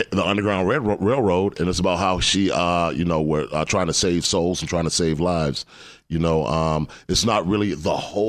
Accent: Atlanta, Georgia, United States; Atlanta, Georgia, baby.

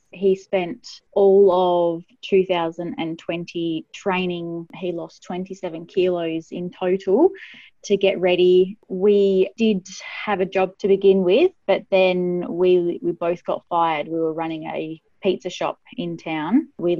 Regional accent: Manjimup, Western Australia, Australia; I'm still in my hometown of Manjimup in Western Australia.

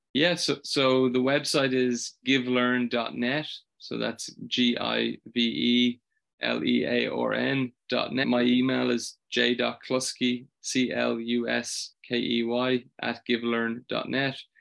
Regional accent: Ireland; I'm from Ireland

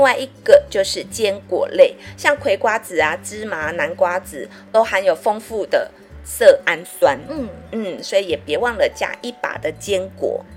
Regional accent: Taiwan; 因为我们台湾人的饮食通常钙质都摄取不足

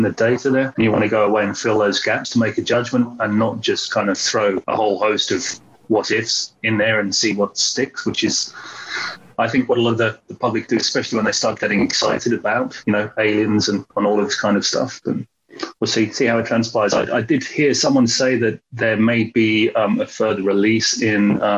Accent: London, United Kingdom; I'm from London, the UK

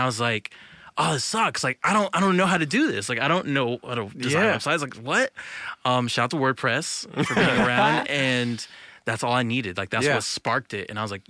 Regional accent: Virginia, United States; So, I'm from Virginia, Northern Virginia.

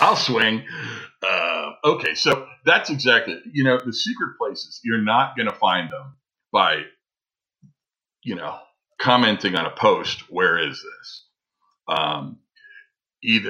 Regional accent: Ohio, United States; moved away; also born or lived in Southwest US; I grew up in the Midwest. I grew up in Ohio.

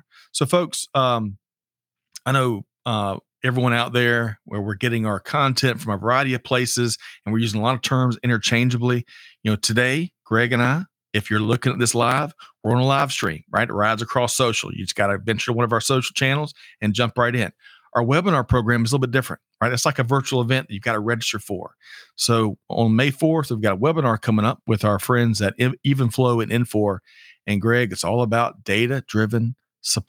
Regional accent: Aiken, South Carolina, United States; I grew up in Aiken, South Carolina

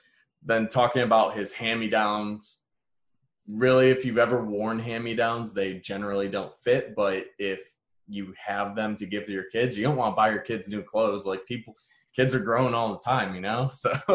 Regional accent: Detroit, Michigan, United States; I just found it very interesting just because I'm from Detroit and I just find that stuff interesting.

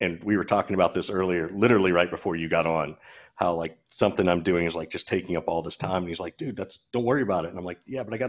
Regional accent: Macon, Georgia, United States; I grew up in Macon, Georgia, so I have this Southern

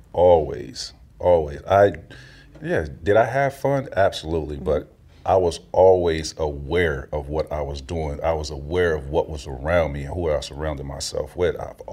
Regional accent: Florida, United States; I grew up in Central Florida. And, you know, it was one way in, one way out where I grew up.

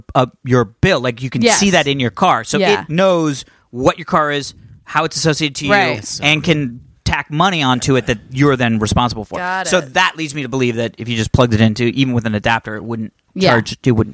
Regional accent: Ohio, United States; I'm from Ohio.

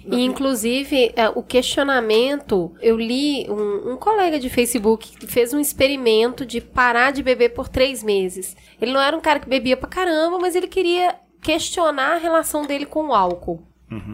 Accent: Minas Gerais, Brazil; Eu sou mineira.

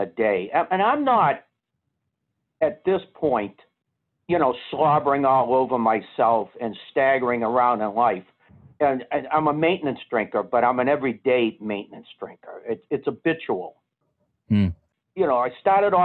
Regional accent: Boston, Massachusetts, United States; I was being from Boston

